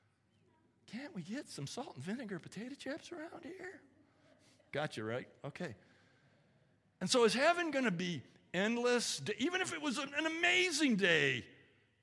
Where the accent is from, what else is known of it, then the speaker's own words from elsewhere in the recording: California, United States; moved away; I grew up in California